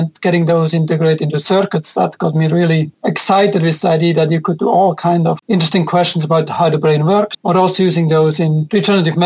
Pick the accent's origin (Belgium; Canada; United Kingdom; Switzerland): Switzerland; now in New York City, United States; I'm originally from Switzerland